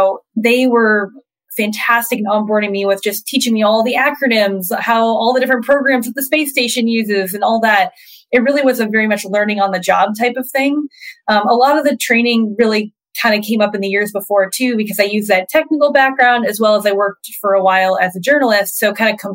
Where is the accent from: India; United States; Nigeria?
United States; Florida; growing up in Florida, you could step out in your front yard and see rockets taking off